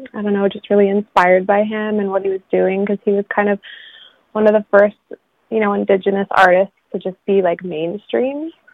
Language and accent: English; Haida Gwaii, British Columbia, Canada; also born or lived in Vancouver; the other half of my life I grew up here with my mom